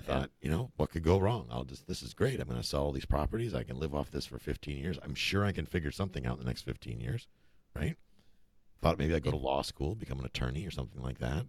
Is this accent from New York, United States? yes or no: yes; Buffalo, New York, United States; moved away as an adult; also born or lived in Germany / Kansas; now in Florida, United States; I grew up in upstate New York. Actually, I grew up in Buffalo